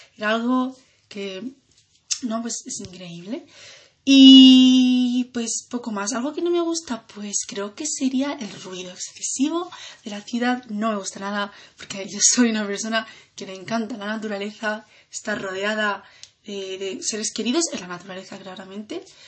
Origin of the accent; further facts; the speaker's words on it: Granada, Andalusia, Spain; nací aquí en Granada